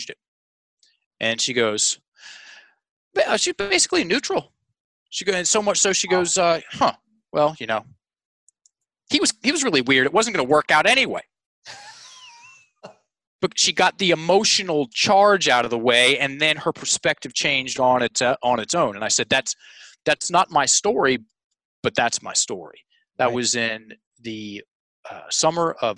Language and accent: English; Richmond, Virginia, United States; It's in my hometown at the Carpenter Center, which is the most prestigious theater in Richmond